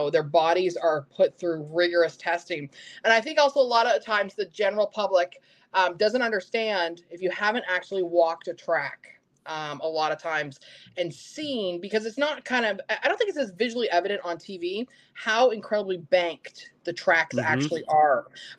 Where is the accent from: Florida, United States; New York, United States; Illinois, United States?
Florida, United States; I love Daytona. Okay. I'm here in Florida. Daytona.